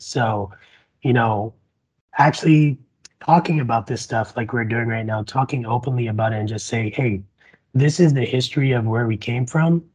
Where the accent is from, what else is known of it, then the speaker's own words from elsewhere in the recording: Barbados; also born or lived in Nampa, Idaho; now in Idaho, United States; I'm an immigrant from the Caribbean. I came from Barbados uh, 11 years ago